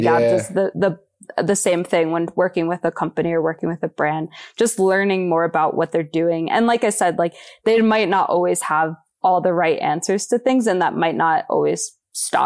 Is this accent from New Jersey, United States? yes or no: yes; New Jersey, United States; also born or lived in New York; now in Boulder, United States; I'm from New Jersey and I don't have a small family